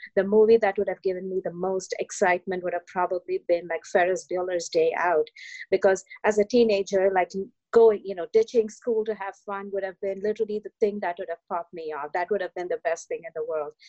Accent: India; now in New York, United States; I grew up in India in uh, the you know in the early 1980s

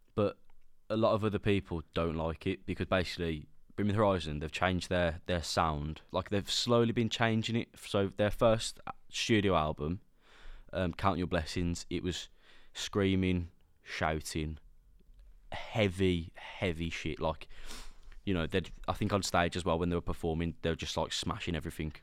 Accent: Sutton Coldfield, West Midlands, United Kingdom; accent: Brummy; I'm from Birmingham, but I'm, we don't talk like that. I'm from Sutton

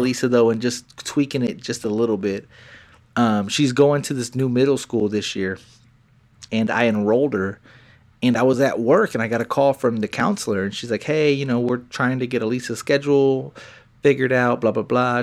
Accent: Texas, United States; we were from the country

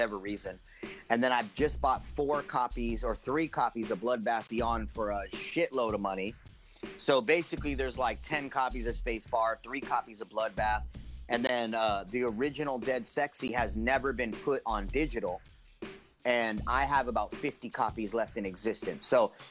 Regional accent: San Jose, California, United States; born or raised there

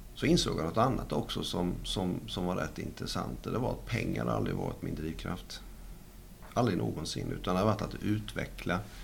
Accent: Sweden; jag stannar kvar hemma i Sverige

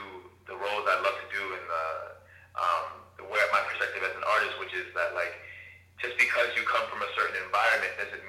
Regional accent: Jamaica; But I'm also Jamaican.

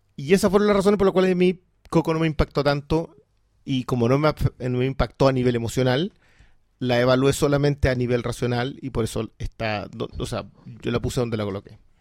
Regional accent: southern Chile, Chile; yo vengo del sur de Chile

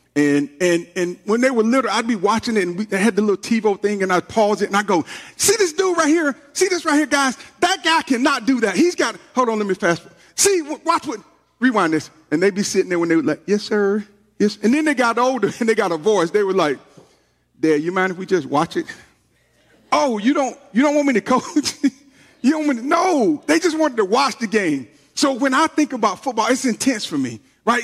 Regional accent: Georgia, United States; I'm from Georgia

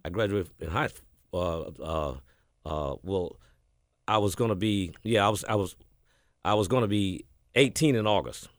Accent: Batesville, Mississippi, United States; born or raised there; also born or lived in Houston, Texas; now in Memphis, United States

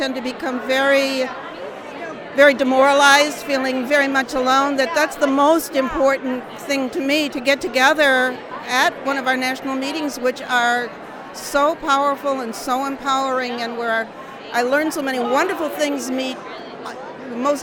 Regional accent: Chicago, Illinois, United States; now in Tacoma, United States; I'm from Chicago, but I'm currently living in Tacoma, Washington

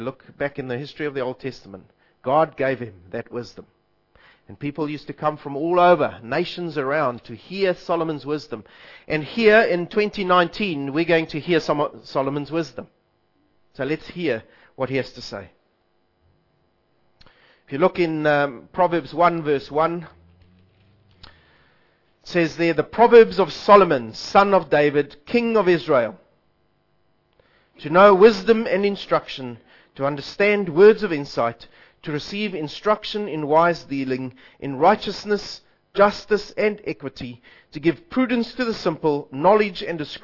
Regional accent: South Africa; I'm South African

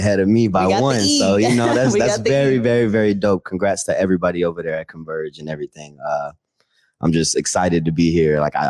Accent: North Carolina, United States; now in Tacoma, United States; I'm from North Carolina. I'm here by way of Tacoma, though.

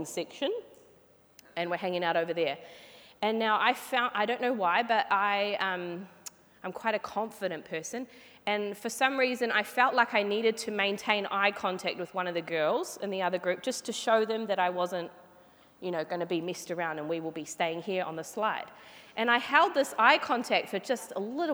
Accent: Flaxmere, Hawke's Bay, New Zealand; now in Hamilton, New Zealand; I grew up in Flaxmere, which is a little small suburb in Hawke's Bay, which is on the east coast of New Zealand

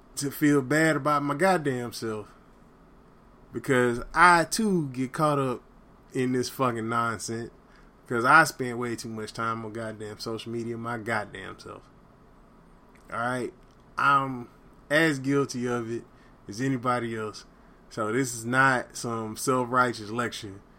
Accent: the South, United States; I grew up in the South

